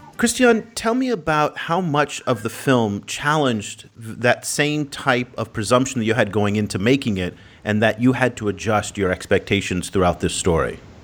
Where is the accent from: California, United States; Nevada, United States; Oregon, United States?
California, United States; Oakland; my hometown in Oakland, California